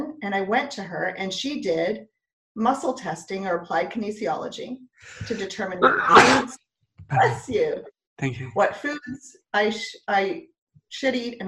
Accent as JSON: {"language": "English", "town": "Montreal", "region": "Quebec", "country": "Canada", "tie": "born or raised there", "also_born_or_lived": "Ontario", "moved": "as an adult", "said": "I grew up in Montreal. Then I went to Ontario to go to university"}